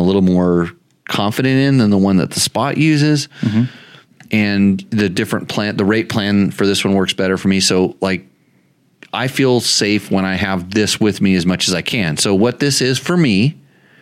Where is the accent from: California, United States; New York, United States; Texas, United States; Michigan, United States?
California, United States; I grew up in California